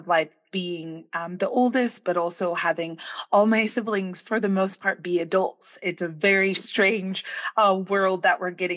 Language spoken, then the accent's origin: English; Bay Area, California, United States; I grew up in the Bay Area